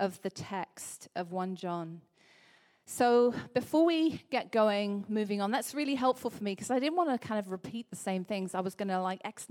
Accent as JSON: {"language": "English", "town": "Liverpool", "region": "North West England", "country": "United Kingdom", "said": "I'm from Liverpool."}